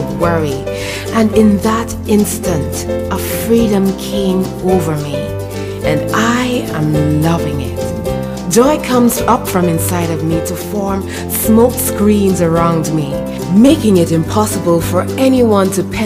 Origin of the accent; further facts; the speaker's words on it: Guyana; coming out of my home country, Guyana